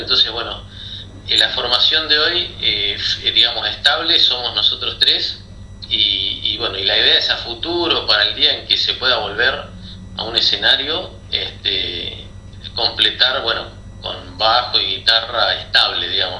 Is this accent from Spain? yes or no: no; La Plata, Buenos Aires Province, Argentina; moved away; tuve una banda en La Plata, de donde soy oriundo